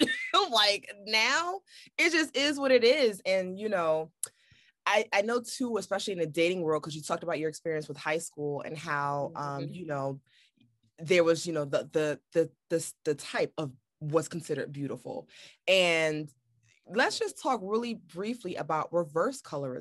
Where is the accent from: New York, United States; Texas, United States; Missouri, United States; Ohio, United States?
New York, United States; New York City; growing up in Brooklyn